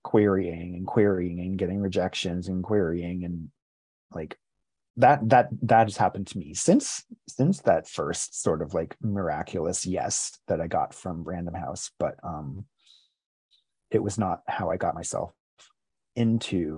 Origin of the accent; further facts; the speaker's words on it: New Jersey, United States; also born or lived in Rhode Island / Basking Ridge, New Jersey; Grew up in, spent a lot of time in my teen years in New Jersey. I was born in Rhode Island, moved to New Jersey when I was 11 years old